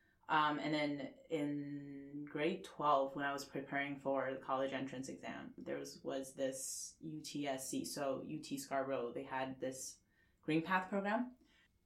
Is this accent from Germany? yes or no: no; Xi'an, Shaanxi, China; English is a second language; moved away as an adult; now in Toronto, Canada; I grew up in China in a city called Xi'an.